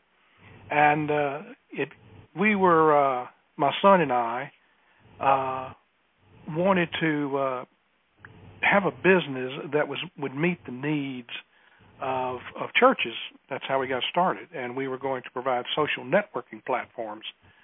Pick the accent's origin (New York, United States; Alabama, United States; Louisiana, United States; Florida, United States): Alabama, United States; accent: Southern; I have a Southern accent. I am from Alabama.